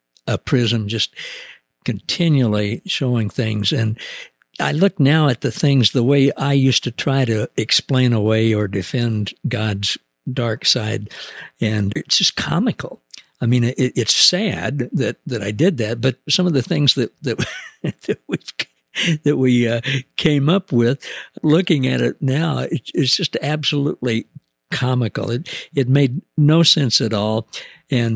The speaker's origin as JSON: {"language": "English", "region": "the Ozarks", "country": "United States", "said": "I'm from the Ozarks."}